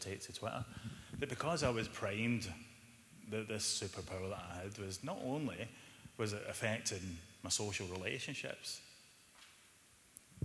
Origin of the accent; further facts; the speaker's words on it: Glasgow, Scotland, United Kingdom; I was brought up in Glasgow quite a violent family from early on